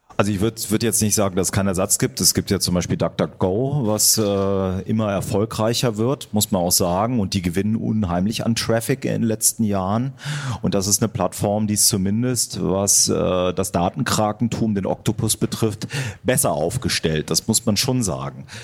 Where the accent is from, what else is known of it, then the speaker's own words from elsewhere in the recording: Germany; wir in Deutschland